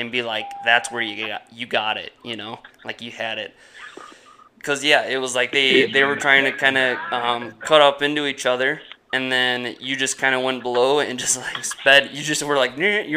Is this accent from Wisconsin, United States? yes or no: yes; Wisconsin, United States; we're from Wisconsin, man. We get snow, we get cold